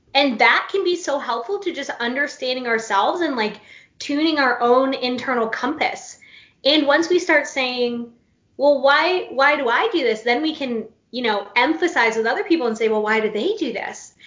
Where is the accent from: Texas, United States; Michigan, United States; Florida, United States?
Florida, United States; moved away as an adult; now in North Carolina, United States; I live in North Carolina now, I'm from Florida. Grew up in Florida, born and raised, crazy state